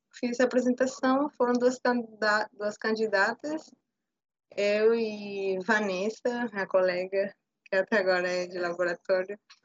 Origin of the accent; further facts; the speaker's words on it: Peru; Portuguese is a second language; now in Bahia, Brazil; sou peruana, morada no Brasil já há um tempo